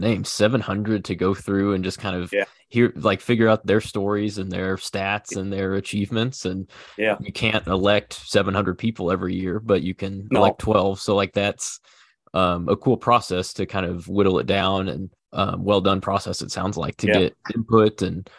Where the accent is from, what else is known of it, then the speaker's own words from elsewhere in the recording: Kansas City, Missouri, United States; I'm a big Chiefs fan. I'm from Kansas City.